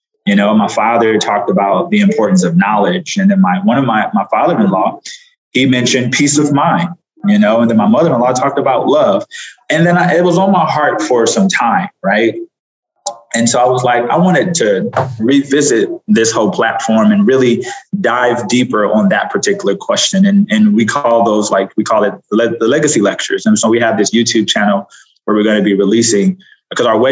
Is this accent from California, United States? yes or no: yes; Los Angeles, California, United States; moved away; also born or lived in Atlanta; I grew up in South Central Los Angeles